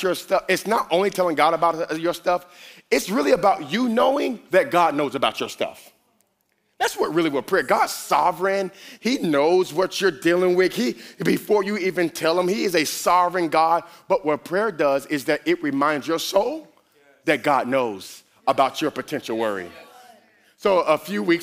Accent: Miami, Florida, United States; I'm a Miami boy. I am from Miami

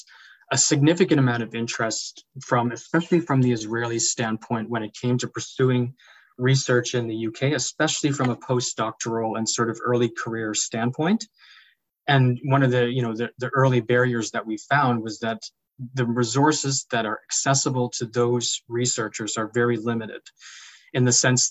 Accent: Canada; moved away as an adult; now in United Kingdom; maybe tell by my accent, I'm not totally native to this country. I'm originally Canadian

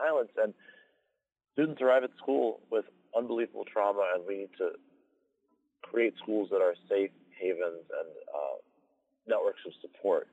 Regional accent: Evanston, Illinois, United States; my hometown of Evanston

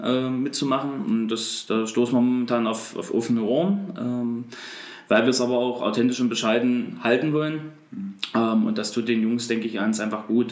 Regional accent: Bernburg, Saxony-Anhalt, Germany; bin beruflich als Einzelhandelskaufmann bei uns in Bernburg im Kaufland unterwegs

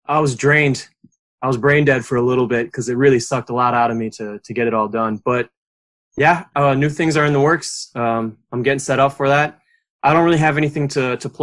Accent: Edgerton, Wisconsin, United States; also born or lived in Madison; my hometown is not Madison, it's Edgerton, which is a small town of 5,000, give or take, about 40 minutes south of Madison.

